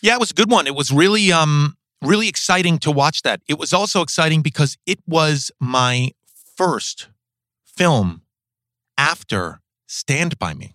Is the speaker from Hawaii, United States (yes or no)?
no; New York City, New York, United States; I grew up in New York City, in Manhattan